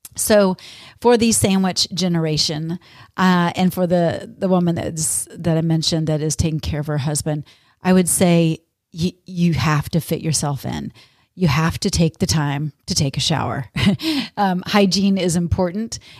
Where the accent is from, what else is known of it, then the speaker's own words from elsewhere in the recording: Texas, United States; now in Minnesota, United States; growing up in Texas